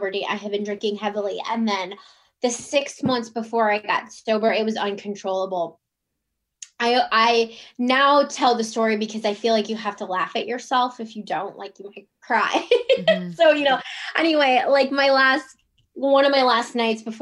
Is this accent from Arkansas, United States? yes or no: no; Cleveland, Ohio, United States; now in Virginia, United States; I'm from Cleveland, Ohio, and currently I live in Virginia